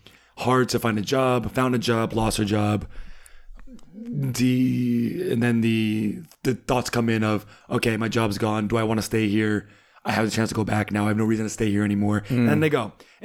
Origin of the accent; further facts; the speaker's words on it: Rhode Island, United States; I'm from Rhode Island, yeah.